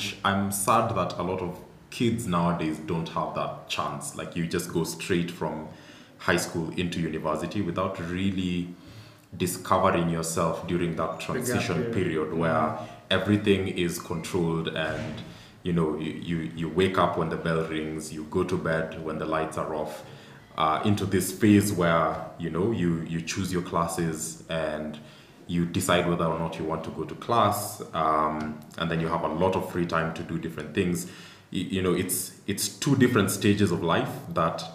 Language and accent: English; Eldoret, Uasin Gishu County, Kenya; I grew up in Eldoret